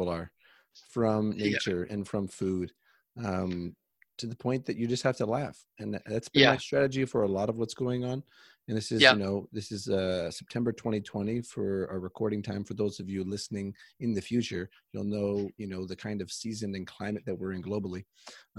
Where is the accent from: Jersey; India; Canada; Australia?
Canada; I'm from Canada